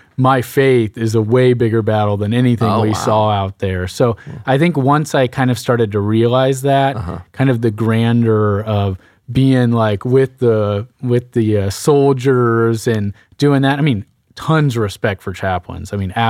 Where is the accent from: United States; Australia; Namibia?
United States; Sugar Land, Texas; born and raised in Sugar Land. I'm an identical twin.